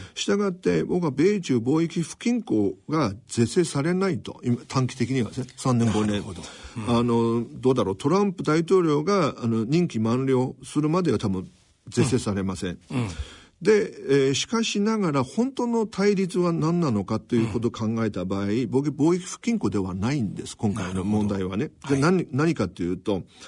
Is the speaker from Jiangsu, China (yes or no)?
yes; Nanjing, Jiangsu, China; Japanese is a second language; moved away as an adult; also born or lived in Nagoya, Japan; now in Japan; 中国の、えー、南京市で生まれ、で、で育って、で、24歳までそこで生活をして、それから名古屋へ留学をしたんです。